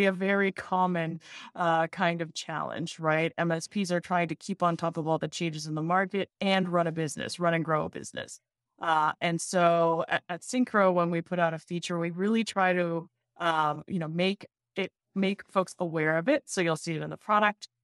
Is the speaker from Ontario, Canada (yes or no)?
no; Montreal, Quebec, Canada; now in Boston, United States; I actually live in Boston, uh, okay. and I'm from Montreal originally.